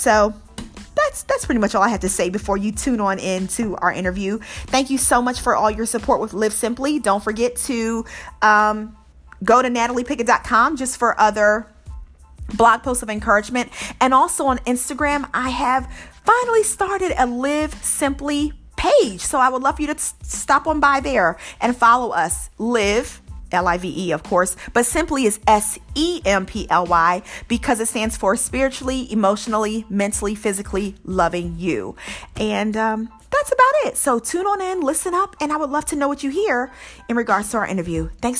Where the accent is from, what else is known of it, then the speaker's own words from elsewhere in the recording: Cleveland, Ohio, United States; My hometown. I was